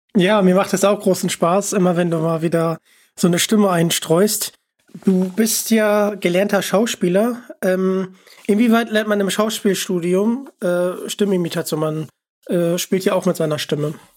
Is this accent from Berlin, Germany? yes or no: no; Hamburg, Germany; ich komme aus Hamburg